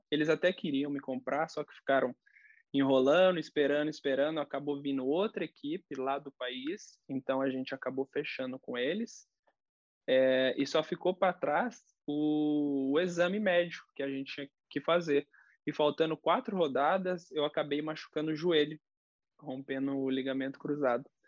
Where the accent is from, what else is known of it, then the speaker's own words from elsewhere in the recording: Curitiba, Paraná, Brazil; Você é de Curitiba, né? Sou de Curitiba. É, eu fiz toda a reabilitação lá.